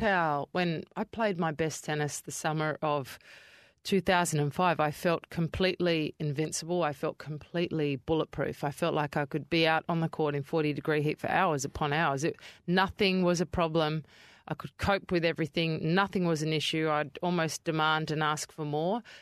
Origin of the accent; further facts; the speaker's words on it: Adelaide, South Australia, Australia; now in Perth, Australia; I grew up in Kidman Park, which is towards Henley Beach Way of Adelaide